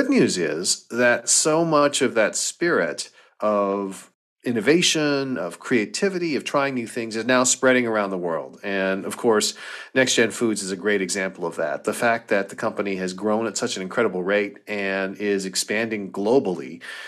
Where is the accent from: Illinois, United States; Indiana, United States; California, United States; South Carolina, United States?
California, United States; Los Angeles; moved away as an adult; also born or lived in Boston / Stanford; now in Silicon Valley, United States; growing up in Los Angeles was just the way you grow up.